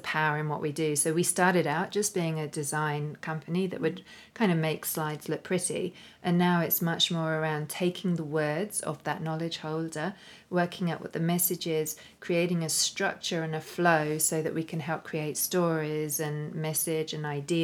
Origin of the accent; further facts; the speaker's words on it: London, United Kingdom; moved away as an adult; now in Australia; here in London, which was originally my hometown, my original stomping ground before I moved to Australia.